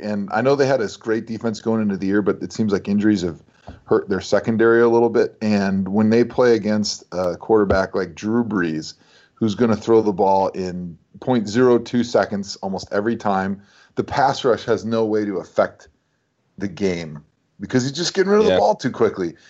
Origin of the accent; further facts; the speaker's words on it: Wisconsin, United States; growing up in Wisconsin